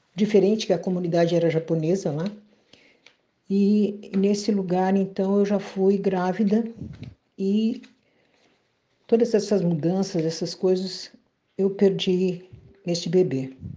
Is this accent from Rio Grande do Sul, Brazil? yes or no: yes; Bagé, Rio Grande do Sul, Brazil; sou da cidade de Bagé, no Rio Grande do Sul.